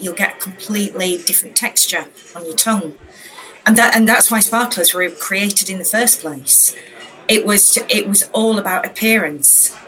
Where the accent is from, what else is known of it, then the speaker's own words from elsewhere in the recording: Yorkshire and the Humber, United Kingdom; I am a northerner. I'm from Yorkshire